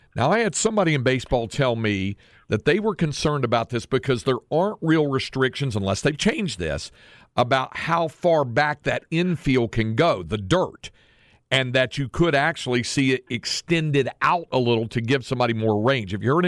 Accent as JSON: {"language": "English", "region": "North Carolina", "country": "United States", "tie": "born or raised there", "said": "Where I grew up in North Carolina, for a while when I was a little kid, well into my teens, all we got was the NBC baseball game of the week"}